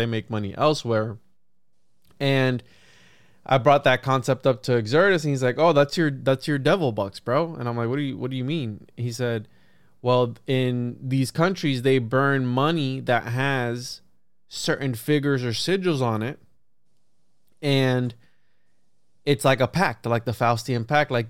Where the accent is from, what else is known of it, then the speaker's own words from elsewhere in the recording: Puerto Rico; now in Florida, United States; because I'm from Puerto Rico, so the Bermuda Triangle also. Plus, I'm in Florida